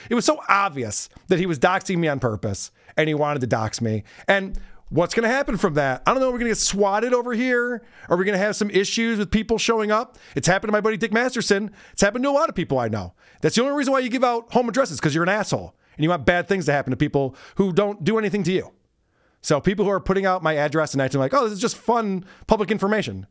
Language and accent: English; New York, United States; I also am a New Yorker. I also live in New York